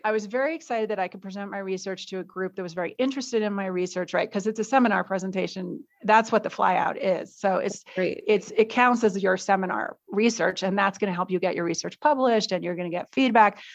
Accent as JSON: {"language": "English", "country": "United States", "also_born_or_lived": "New York City", "moved": "as an adult", "lives_now": "Mexico", "said": "as an American"}